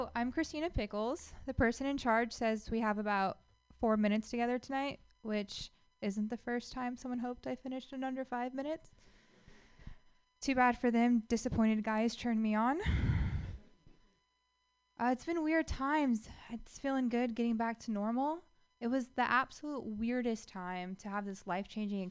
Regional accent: Livermore, California, United States; I grew up in Livermore, best described as the last Bay Area city

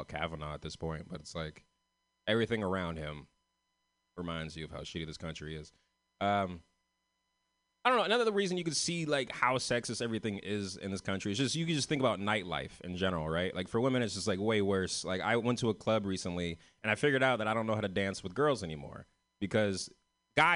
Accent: San Francisco, California, United States; I'm from San Francisco. I'm one of the only ones from San Francisco in this festival tonight

